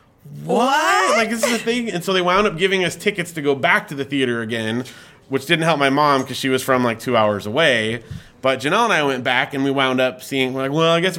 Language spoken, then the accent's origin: English; Big Bear, California, United States; growing up in Big Bear in a small mountain community